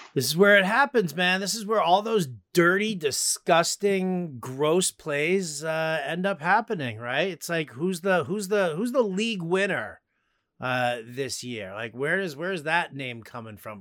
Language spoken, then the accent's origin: English; New York, United States; I'm a New Yorker